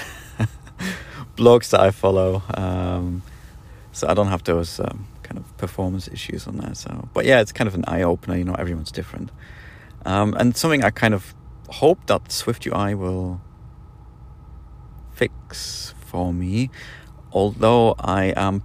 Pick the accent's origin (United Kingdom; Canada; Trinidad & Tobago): United Kingdom; now in Poland; I'm British, so I kind of have to stay put where I live right now, so Poland.